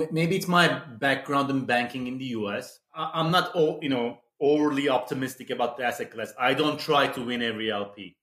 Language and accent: English; Istanbul, Turkey; moved away as an adult; also born or lived in New York / London; we were, you know, born and raised in Istanbul